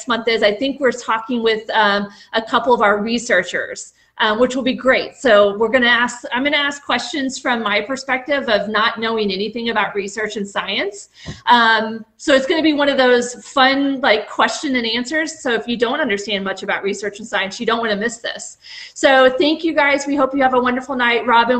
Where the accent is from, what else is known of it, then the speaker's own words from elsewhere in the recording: the South, United States; accent: Southern; I told you by the end of the night I probably would have my Southern accent back, but I think I did good.